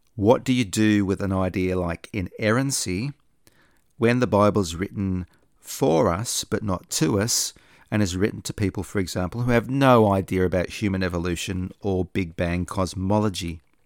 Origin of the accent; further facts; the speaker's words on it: Australia; also born or lived in Sydney; I'm not American, I'm an Australian